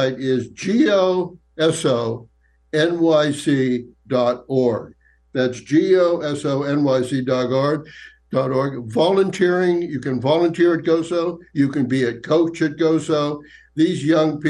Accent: Johnstown, Pennsylvania, United States; moved away as an adult; also born or lived in New York City; I'm from Johnstown, Pennsylvania originally.

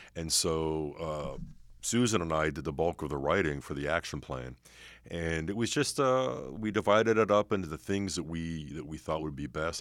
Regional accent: Pittsburgh, Pennsylvania, United States; I'm from Pittsburgh

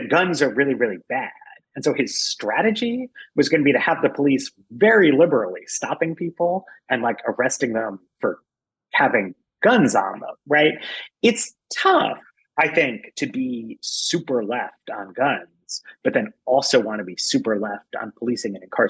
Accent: New York City, New York, United States; I was a kid. I grew up in New York and Rudy Giuliani was mayor

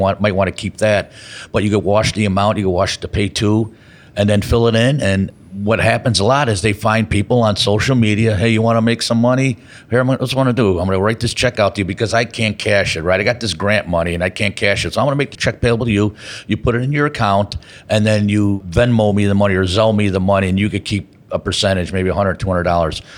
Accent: Chicago, Illinois, United States; here in Chicago, my hometown

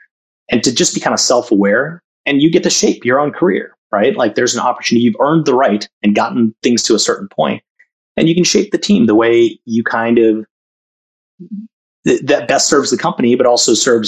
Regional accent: Chennai, Tamil Nadu, India; also born or lived in Jamshedpur / Calcutta; now in United States; So my family is South Indian, but I was born in the North in Jamshedpur, lived in Calcutta for a couple of years.

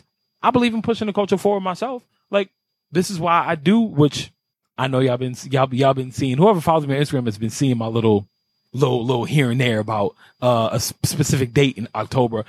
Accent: New York City, New York, United States; I grew up in Carver Projects on 100 Foot Madison, East Side of Harlem

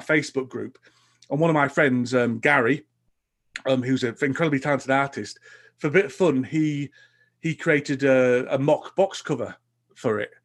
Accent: Huddersfield, Yorkshire and the Humber, United Kingdom; in Huddersfield, my hometown, I run

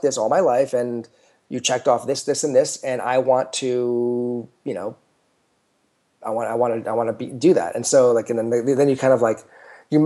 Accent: United States; I'm American.

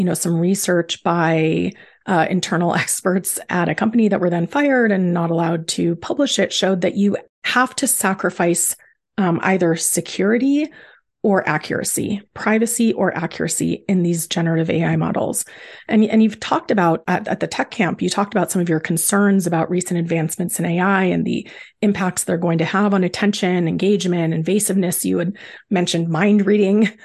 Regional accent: United States; as an American

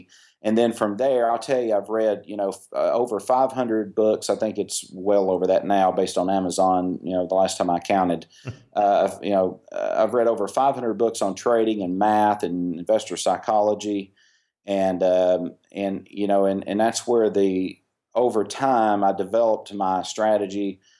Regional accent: Tennessee, United States; Well, I grew up in primarily in East Tennessee.

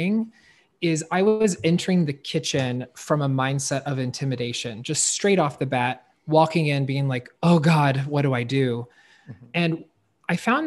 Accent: North Carolina, United States; I was raised in the South, North Carolina.

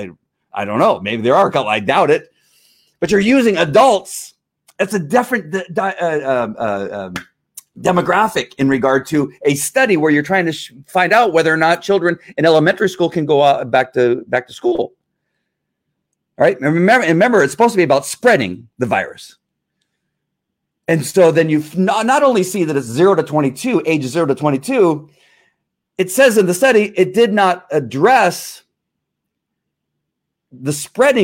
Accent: Texas, United States; I'm a Texan

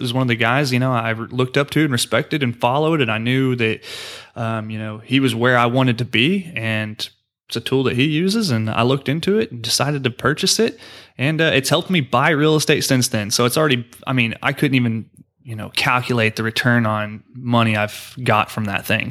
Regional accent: Oklahoma, United States; now in Houston, United States; I am from Oklahoma, like I mentioned earlier in the show, and that's where my family is

